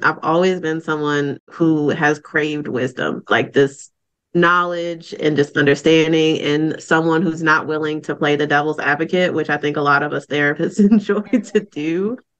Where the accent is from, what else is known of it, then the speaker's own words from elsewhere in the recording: Baltimore, Maryland, United States; now in Raleigh, United States; I actually live and work in Raleigh, North Carolina, but I was born and raised in Baltimore, Maryland